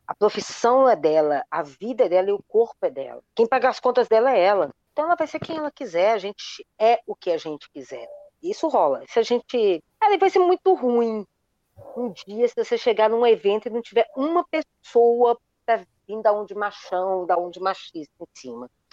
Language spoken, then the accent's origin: Portuguese; Minas Gerais, Brazil; eu sou mineiro, daquele mineiro geraizeiro